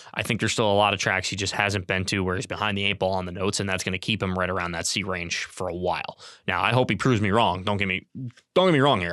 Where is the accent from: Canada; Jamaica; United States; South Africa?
United States; Capital District of New York; I grew up in Capital District of New York